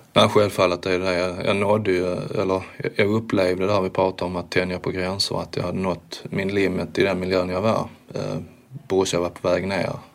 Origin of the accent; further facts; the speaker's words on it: Sweden; som svensk då, som första svensk